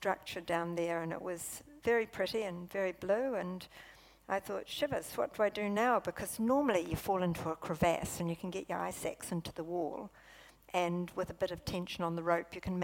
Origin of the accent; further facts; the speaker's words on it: Invercargill, Southland, New Zealand; moved away as an adult; also born or lived in Palmerston North; I came from Invercargill.